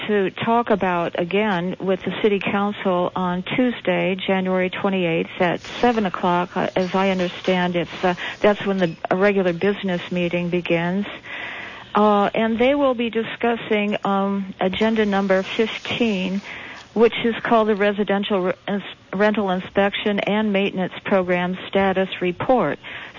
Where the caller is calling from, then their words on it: Santa Cruz, California, United States; I'm calling from Santa Cruz